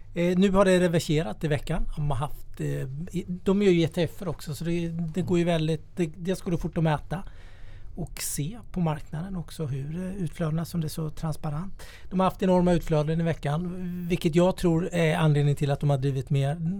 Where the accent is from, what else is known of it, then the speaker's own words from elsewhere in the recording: Småland, Sweden; jag är från Småland, där har vi mycket träd